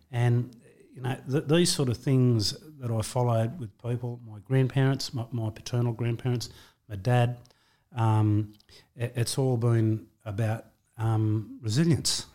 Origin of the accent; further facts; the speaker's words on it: Wentworthville, New South Wales, Australia; I was born in Wentworthville, um, in, uh, August nineteen sixty-two. Uh, um, grew up there